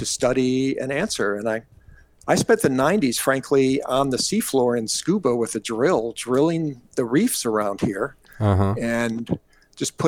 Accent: Pittsburgh, Pennsylvania, United States; also born or lived in Detroit, Michigan; now in Hawaii, United States; I was born in Detroit, Michigan, and grew up in the famous coastal city of Pittsburgh, Pennsylvania

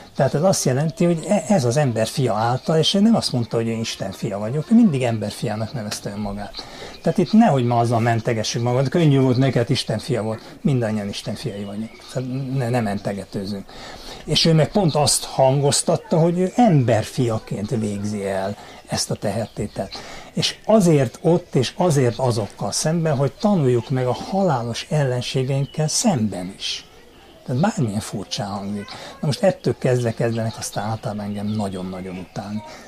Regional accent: Hungary; Amiben mi beleszülettünk, mint magyarok

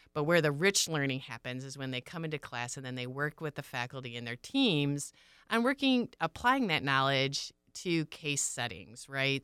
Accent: Michigan, United States; moved away; I'm originally from Michigan. I grew up on a small pig farm

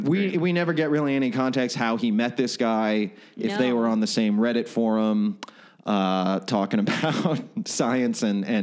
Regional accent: Florida, United States; moved away; I'm from Florida, the sweatiest of all states.

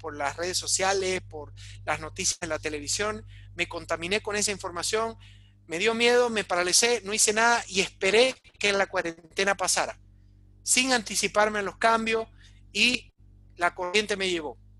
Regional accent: Bolivia; sacarnos adelante como bolivianos

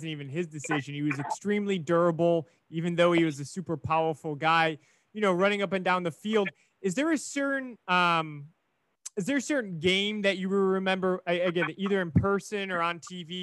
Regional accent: Chicago, Illinois, United States; growing up in Chicago in the 90s

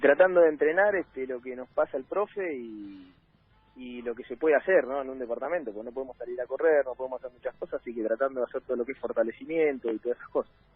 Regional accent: Trelew, Chubut, Argentina; moved away; yo soy de tres de Chubut. Le digo pueblo porque cuando iba a mi ciudad

